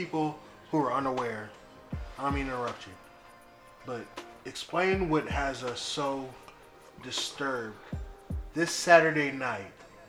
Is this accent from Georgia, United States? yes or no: yes; Atlanta, Georgia, United States; also born or lived in Decatur, Georgia; I was born in Decatur, Georgia. I grew up in Atlanta. My Dukes worked in Atlanta. I ran the streets in Atlanta.